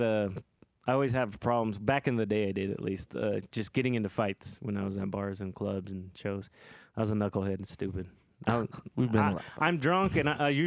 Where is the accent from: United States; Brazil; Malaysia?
United States; Salt Lake City, Utah; we're from Salt Lake